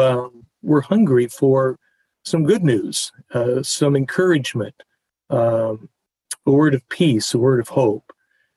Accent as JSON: {"language": "English", "town": "Tucson", "region": "Arizona", "country": "United States", "tie": "born or raised there", "said": "growing up in Tucson, Arizona, I was, I think, 12 years old"}